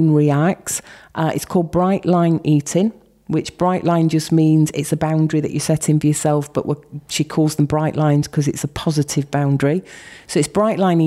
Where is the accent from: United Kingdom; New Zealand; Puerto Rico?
United Kingdom; Yorkshire and the Humber; I'm from Yorkshire.